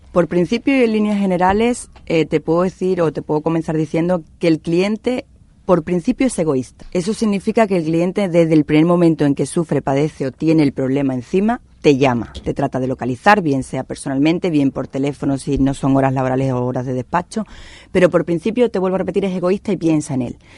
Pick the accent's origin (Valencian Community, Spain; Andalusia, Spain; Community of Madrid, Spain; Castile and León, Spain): Andalusia, Spain; con nuestra, con nuestra condición, con esta idiosincrasia de aquí